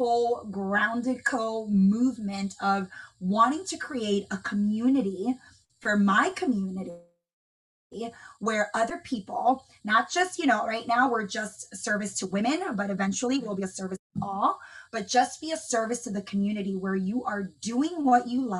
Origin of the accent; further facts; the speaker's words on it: Dominican Republic; moved away; I'm from the Dominican Republic, and my family lives there